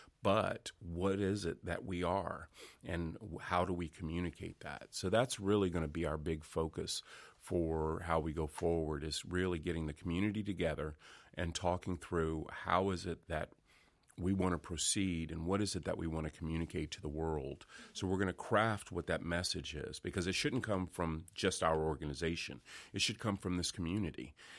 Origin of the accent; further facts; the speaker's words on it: Washington, District of Columbia, United States; born there; now in Fayetteville, United States; I was born in Washington, D.C., but I've lived now in North Carolina four times.